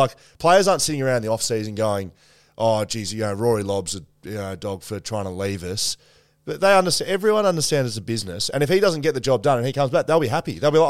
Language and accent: English; Melbourne, Victoria, Australia; moved away as an adult; also born or lived in Perth; I was from Melbourne, played at West Coast.